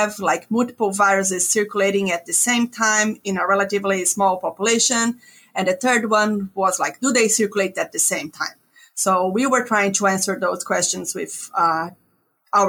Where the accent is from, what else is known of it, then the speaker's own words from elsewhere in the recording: Brazil; moved away as an adult; also born or lived in Ontario, Canada; now in North Carolina, United States; I'm originally from Brazil, where I got my DVM.